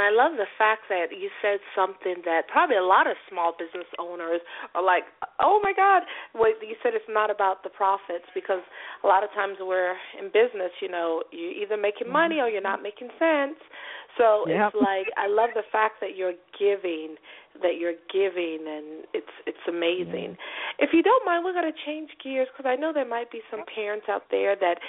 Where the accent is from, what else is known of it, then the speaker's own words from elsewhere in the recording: the South, United States; I'm from the South.